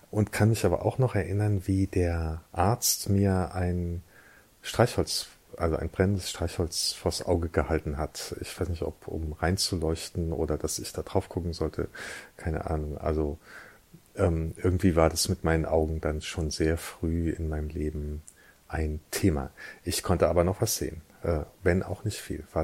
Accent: Eifel, Germany; born there; ich bin 1970 in der Eifel geboren

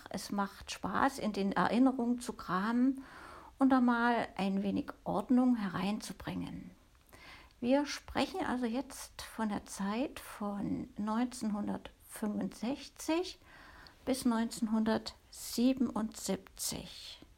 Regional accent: East Germany, Germany; bei uns in der DDR

